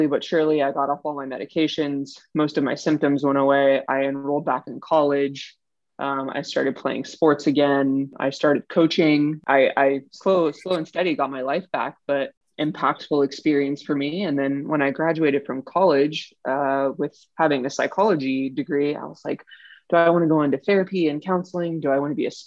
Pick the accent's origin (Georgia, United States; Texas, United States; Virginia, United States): Virginia, United States; Northern; moved away as an adult; also born or lived in San Francisco Bay Area; I'm originally from the East Coast of the U.S. I grew up in Northern Virginia